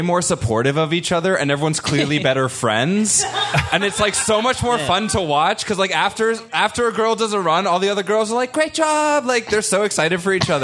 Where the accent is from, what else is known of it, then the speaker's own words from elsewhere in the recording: New Hampshire, United States; I grew up in New Hampshire